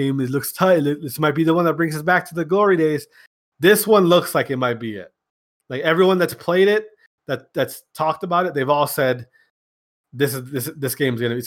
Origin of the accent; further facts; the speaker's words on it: Wisconsin, United States; I'm from Wisconsin